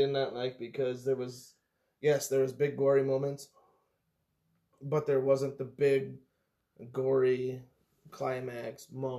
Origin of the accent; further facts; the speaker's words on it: Iowa, United States; I'm from Iowa, and I grew up on a farm.